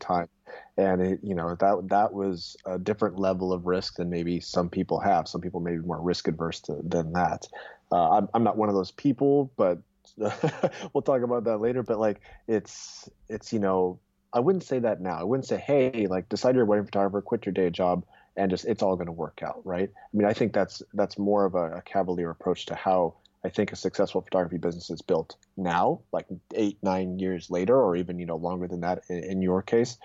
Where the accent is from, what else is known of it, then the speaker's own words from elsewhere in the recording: Irvine, California, United States; also born or lived in Wheaton, Illinois; I was born and raised in Irvine, went to school in Chicago actually out in Wheaton College, but then came back to SoCal